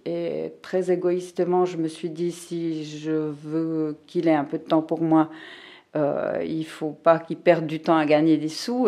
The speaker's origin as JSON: {"language": "French", "region": "Fribourg", "country": "Switzerland", "tie": "born or raised there", "said": "je suis née ici à Fribourg euh, en 1963"}